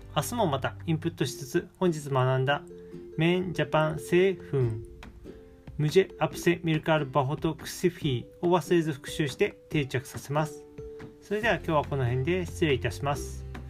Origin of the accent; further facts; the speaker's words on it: Japan; ヒンディー語の知識ゼロの日本人